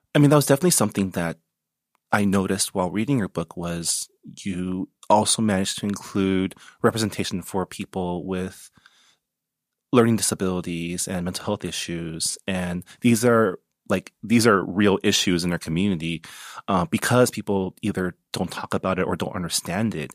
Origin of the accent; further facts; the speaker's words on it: San Gabriel Valley, California, United States; I grew up in the San Gabriel Valley, so I always grew up amongst Asians